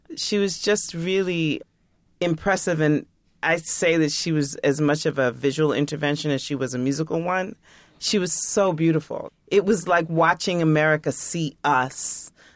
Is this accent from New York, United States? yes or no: yes; New York, United States; as a New Yorker, as, like, a hip-hop head